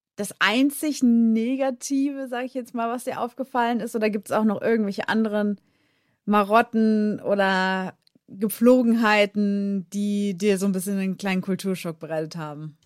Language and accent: German; Germany; bei uns in Deutschland